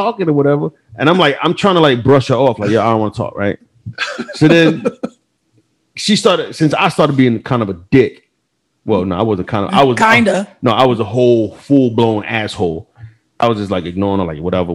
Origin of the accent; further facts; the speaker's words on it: United States; We're from the New Jersey, New York area